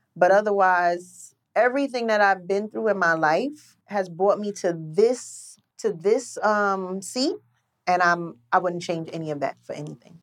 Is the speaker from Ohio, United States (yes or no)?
no; New York City, New York, United States; I grew up in Queens